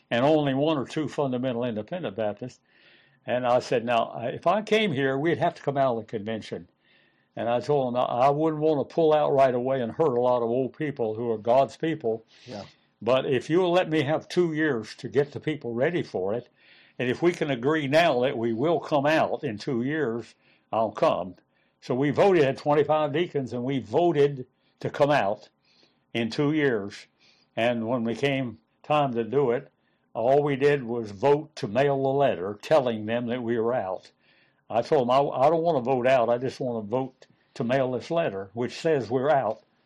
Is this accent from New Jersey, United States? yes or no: no; West Virginia, United States; moved away as an adult; I was from West Virginia